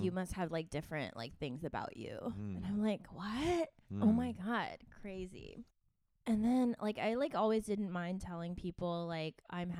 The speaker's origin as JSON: {"language": "English", "town": "San Jose", "region": "California", "country": "United States", "tie": "born or raised there", "also_born_or_lived": "Taipei, Taiwan / Santa Cruz, California", "said": "the, like, area that I grew up in San Jose, or in Cupertino, is, like, so Asian"}